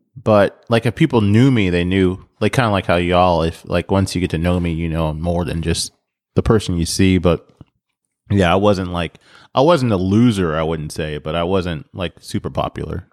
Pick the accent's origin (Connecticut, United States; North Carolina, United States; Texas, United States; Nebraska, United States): Nebraska, United States; moved away; growing up in Nebraska